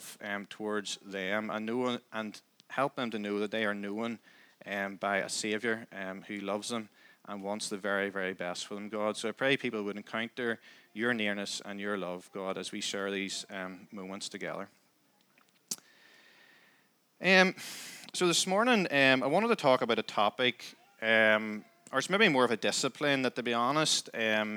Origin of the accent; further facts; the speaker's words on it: Crossgar, Northern Ireland, United Kingdom; also born or lived in Downpatrick; We live just out the road in Crossgar. So I grew up there, always lived there